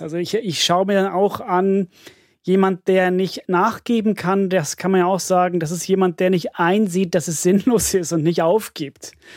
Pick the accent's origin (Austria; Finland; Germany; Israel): Finland; moved away; ich komme aus Finnland